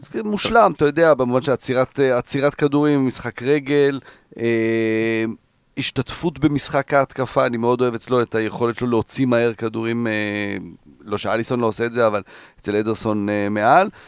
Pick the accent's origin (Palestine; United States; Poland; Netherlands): Netherlands; now in Israel; אני גדלתי בהולנד